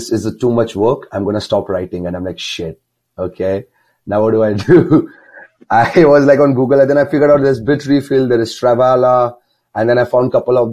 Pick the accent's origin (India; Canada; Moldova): India; near Mumbai, Maharashtra; moved away as an adult; There's a small town near Mumbai. Mumbai is a very big city, but I'm near Mumbai